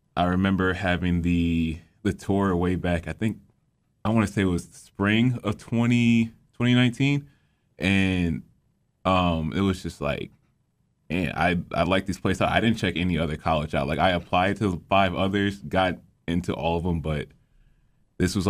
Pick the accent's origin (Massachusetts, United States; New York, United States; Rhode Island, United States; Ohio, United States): Ohio, United States; Cleveland; now in Macedonia, United States; I hail from Cleveland, Ohio, but I currently reside in Macedonia, Ohio